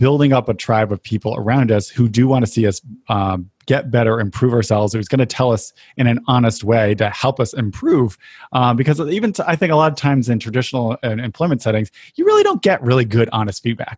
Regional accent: New England, United States; I grew up in New England

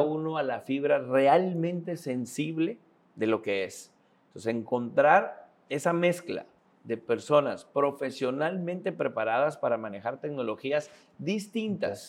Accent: Tabasco, Mexico; also born or lived in Yucatán; now in Mérida, Mexico; el estado de Tabasco, del cual soy oriundo

